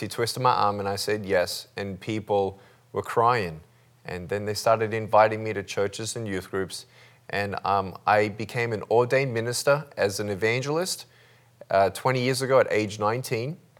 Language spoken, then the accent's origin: English; Melbourne, Victoria, Australia; I was born in Melbourne, Australia, uh, limbless